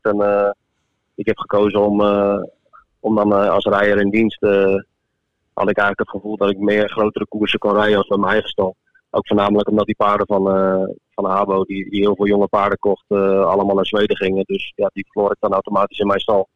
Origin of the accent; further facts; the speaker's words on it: Netherlands; ik ben een Nederlander